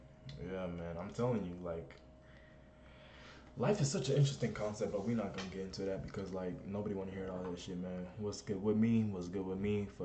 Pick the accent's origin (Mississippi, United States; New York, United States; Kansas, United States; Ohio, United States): Ohio, United States; also born or lived in Germany / Kentucky; now in California, United States; I was born in Germany, and then we moved to Ohio, and then from Ohio we went to Kentucky, and now I'm 21.